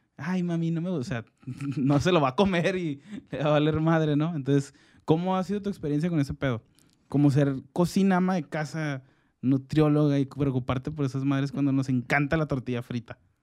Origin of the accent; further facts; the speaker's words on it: Mexico; como hombres mexicanos